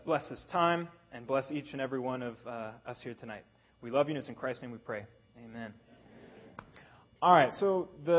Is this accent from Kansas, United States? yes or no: yes; Kansas, United States; now in Dubai, United Arab Emirates; I am actually born and raised in Kansas. And you know what? I grew up on a farm.